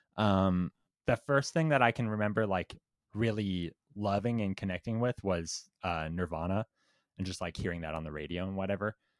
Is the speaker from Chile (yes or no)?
no; Windsor, Ontario, Canada; Windsor, which is, like, the city right next to Detroit, like, right at the border.